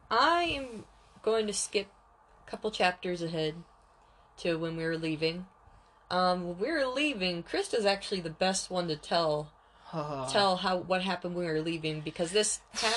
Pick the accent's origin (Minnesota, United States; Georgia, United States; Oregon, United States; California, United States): Oregon, United States; We're also from Oregon